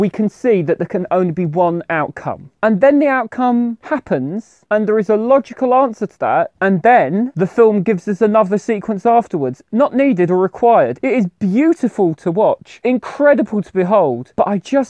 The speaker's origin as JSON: {"language": "English", "country": "United Kingdom", "said": "I'm British"}